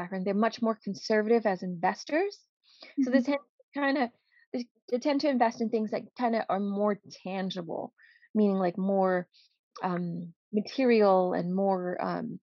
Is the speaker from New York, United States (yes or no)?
yes; New York City, New York, United States; also born or lived in Cambodia / refugee camp; now in New Jersey, United States; I was born in Cambodia and we lived in a refugee camp, you know, until I was like around 10 before we went to the Bronx. And I lived in the Bronx in New York for a very long time before I finally ended up in New Jersey by happenstance